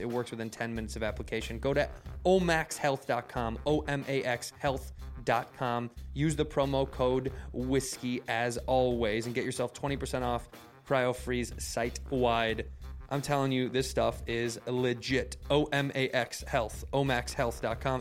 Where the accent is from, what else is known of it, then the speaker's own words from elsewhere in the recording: Chicago, Illinois, United States; moved away as an adult; now in Los Angeles, United States; I would move back to Chicago where I'm from